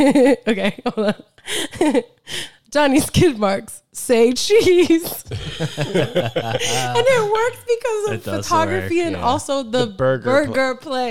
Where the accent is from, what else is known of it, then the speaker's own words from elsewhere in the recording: South Florida, United States; moved away; we are both from South Florida.